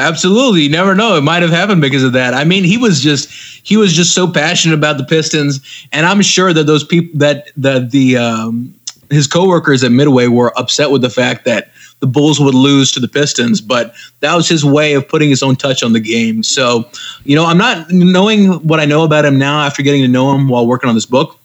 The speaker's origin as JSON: {"language": "English", "country": "Pakistan", "tie": "born or raised there", "moved": "yes", "said": "I grew up in Pakistan"}